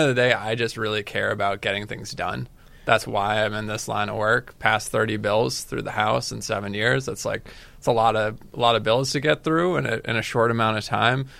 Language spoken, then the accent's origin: English; Falmouth, Massachusetts, United States; I'm from Falmouth.